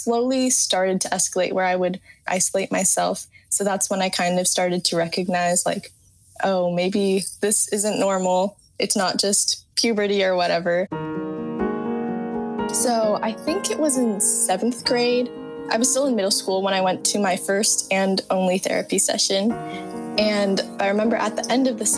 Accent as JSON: {"language": "English", "town": "San Carlos", "region": "California", "country": "United States", "said": "I'm 18 and I'm from San Carlos, California"}